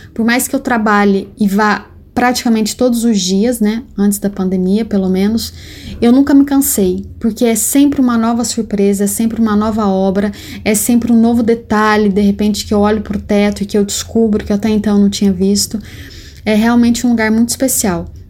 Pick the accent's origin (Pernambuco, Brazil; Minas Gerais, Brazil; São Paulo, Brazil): Minas Gerais, Brazil; Guaxupé; moved away as an adult; also born or lived in Londrina, Paraná; now in Paris, France; Eu sou mineira de uma cidade do interior de Minas Gerais chamada Guaxupé